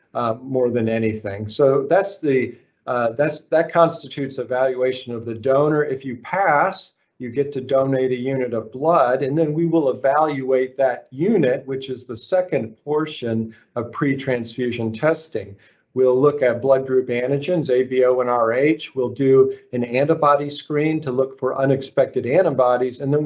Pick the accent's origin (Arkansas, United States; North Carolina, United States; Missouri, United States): Arkansas, United States; moved away as an adult; also born or lived in Philadelphia, Pennsylvania / Memphis, Tennessee / Los Angeles, California; I'm from Arkansas, of all places, and that's where I went to medical school